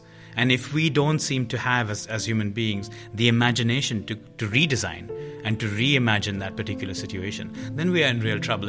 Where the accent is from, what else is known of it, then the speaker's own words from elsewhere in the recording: India; I'm from India, for instance.